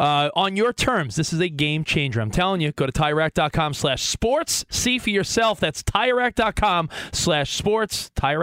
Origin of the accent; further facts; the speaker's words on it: Long Island, New York, United States; growing up on Long Island